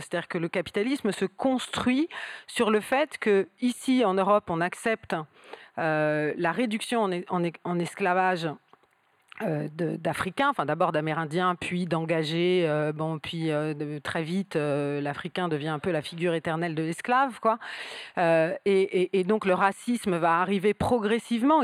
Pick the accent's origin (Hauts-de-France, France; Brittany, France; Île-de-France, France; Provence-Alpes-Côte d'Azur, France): Île-de-France, France; southern Seine-et-Marne; je viens du sud de la Seine-et-Marne